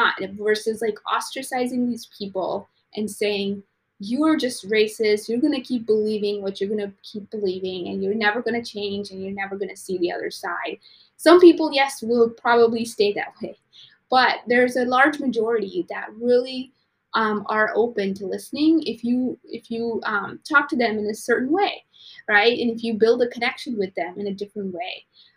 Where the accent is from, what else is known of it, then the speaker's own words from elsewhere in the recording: Texas, United States; This is before Trump time, because of where I grew up in West Texas.